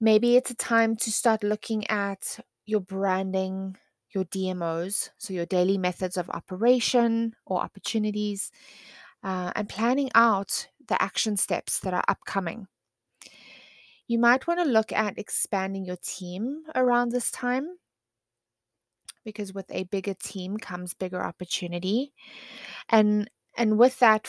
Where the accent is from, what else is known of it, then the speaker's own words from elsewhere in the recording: South Africa; I am South African